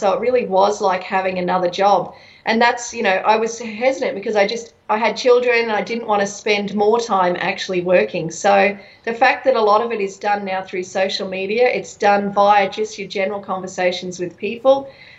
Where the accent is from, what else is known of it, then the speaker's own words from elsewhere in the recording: Brisbane, Queensland, Australia; moved away as an adult; also born or lived in United States; I'm from here. I'm from Brisbane.